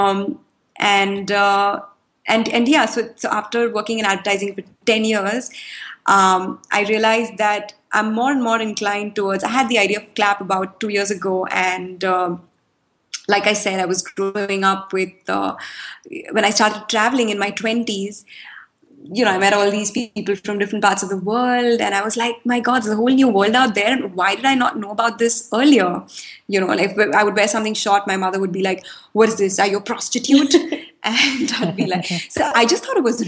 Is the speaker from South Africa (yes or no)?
no; Mumbai, Maharashtra, India; moved away; also born or lived in Chile; So I grew up in Bombay. So I schooled in Bombay